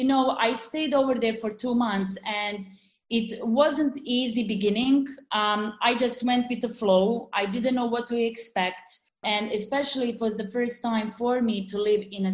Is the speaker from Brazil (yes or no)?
no; Dubrovnik, Dubrovnik-Neretva County, Croatia